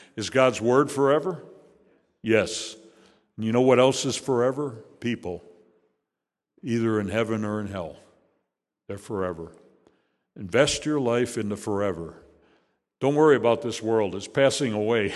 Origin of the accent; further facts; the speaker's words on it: Chicago, Illinois, United States; moved away; also born or lived in Hickory Hills, Illinois; I was born in Chicago, but not here. It was in Hyde Park